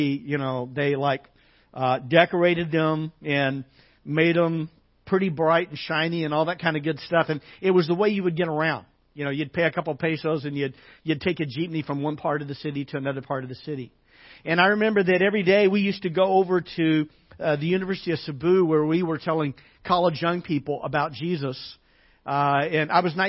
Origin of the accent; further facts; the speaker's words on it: Arkansas, United States; growing up in Arkansas as a kid